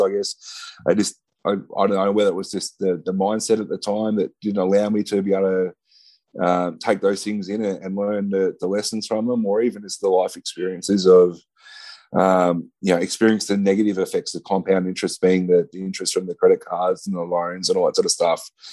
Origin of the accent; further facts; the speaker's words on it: Ballarat, Victoria, Australia; moved away; moved uh, uh, back down to my hometown in Ballarat